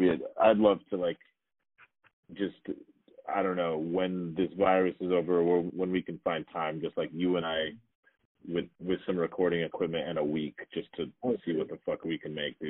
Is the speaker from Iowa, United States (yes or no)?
no; Arizona, United States; moved away as an adult; I finally feel like I'm at peace with my home state